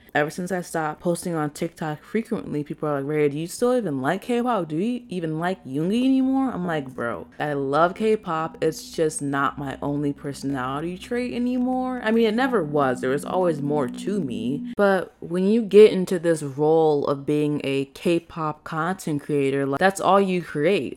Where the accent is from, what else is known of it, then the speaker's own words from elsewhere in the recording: Chicago, Illinois, United States; moved away as an adult; also born or lived in Arizona; I'm from from Chicago